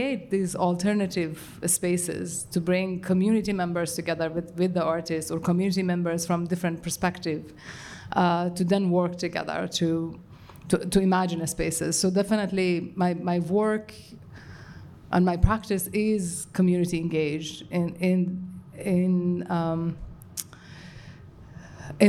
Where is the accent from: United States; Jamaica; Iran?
Iran; moved away; I grew up in Iran with the experiences that comes